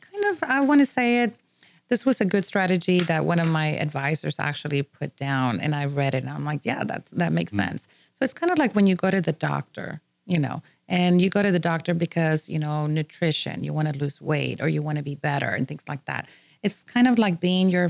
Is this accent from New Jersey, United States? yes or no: no; McAllen, Texas, United States; now in Houston, United States; we are from the Valley. We call it the Valley, but that is actually Mission McAllen